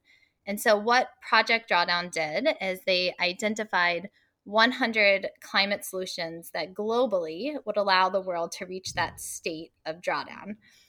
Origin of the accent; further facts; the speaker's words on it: Atlanta, Georgia, United States; also born or lived in Washington, D.C.; now in Atlanta, United States; I'm originally from Atlanta. And so about 2 years ago, after spending 10 years working on federal climate policy in DC, I moved back